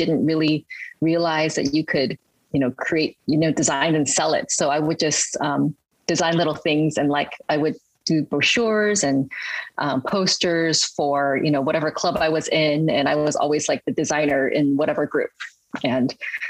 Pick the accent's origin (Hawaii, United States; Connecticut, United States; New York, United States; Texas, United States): Hawaii, United States; also born or lived in Hong Kong / Berkeley, California; I really actually grew up in Hawaii